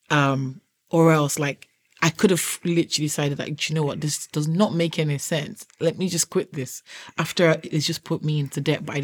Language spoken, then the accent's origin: English; Nigeria; now in United Kingdom; I accidentally fell into braiding my sister's hair when I moved from Nigeria to the UK.